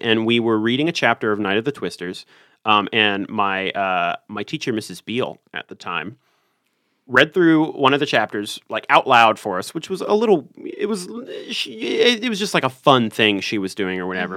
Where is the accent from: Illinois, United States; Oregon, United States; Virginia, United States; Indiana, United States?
Virginia, United States; Richmond; I'm from Richmond, Virginia